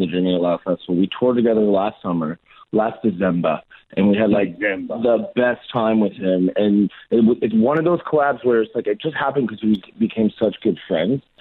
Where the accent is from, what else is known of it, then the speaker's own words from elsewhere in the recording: Canada; we're Canadian